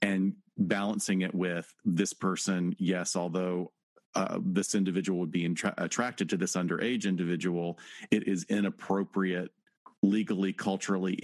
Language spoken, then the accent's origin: English; Alabama, United States; Alabama, my home state